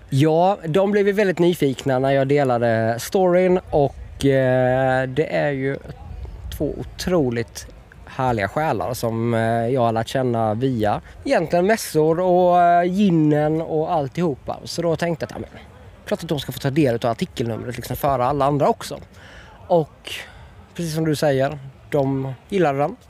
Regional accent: Ljungby, Kronoberg County, Sweden; både jag och pappa vi är födda och uppvuxna i Ljungby

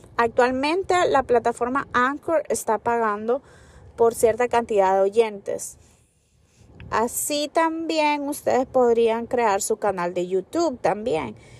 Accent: United States; los que somos de aquí de Estados Unidos

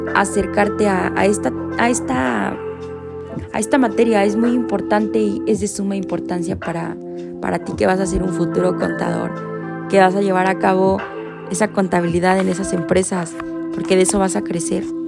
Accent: Mexico; uno como mexicano

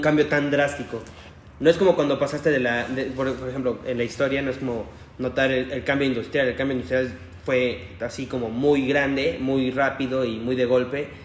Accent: Mexico; somos mexicanos

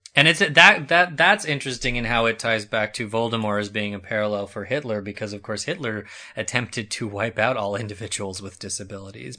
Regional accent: New Mexico, United States; I live, I come from New Mexico.

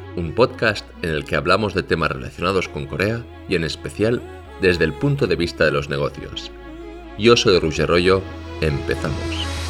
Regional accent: Barcelona, Catalonia, Spain; now in South Korea; yo soy de Barcelona

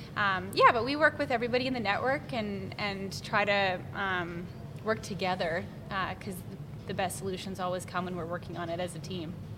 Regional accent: Lloydminster, Canada; I remember growing up in Lloyd

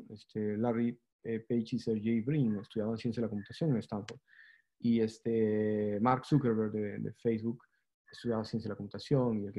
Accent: Peru; pero nosotros en el Perú somos peruanos, entonces este, nosotros decimos que sí, ¿no?

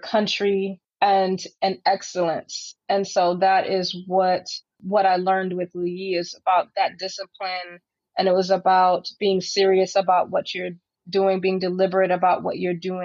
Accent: San Francisco, California, United States; circus was a normal part of growing up in San Francisco

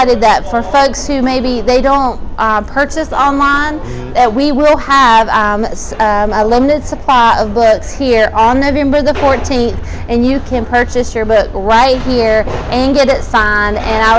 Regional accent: Liberty, South Carolina, United States; I grew up here in Liberty

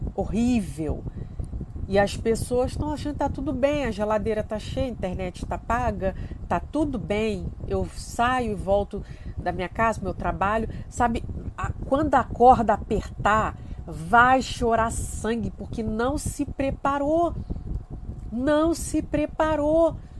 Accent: Rio de Janeiro, Brazil; Eu sou do Rio de Janeiro

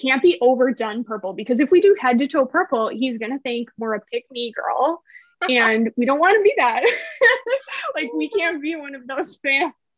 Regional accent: Milwaukee, Wisconsin, United States; my hometown, which is Milwaukee

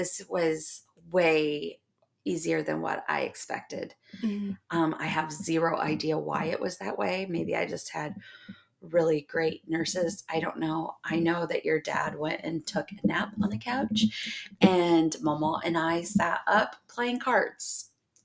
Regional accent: Indiana, United States; I was born and raised in Indiana

